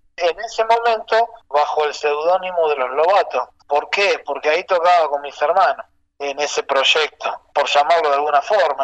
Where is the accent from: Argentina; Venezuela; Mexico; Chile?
Argentina; Rosario, Santa Fe; also born or lived in Granadero Baigorria / Fray Luis Beltrán / Santiago del Estero; ya en Rosario. Nací en Granadero Baigorria, viví en Fray Luis Beltrán, casa de mis abuelos, hasta los tres años. Y después ya me vine a Rosario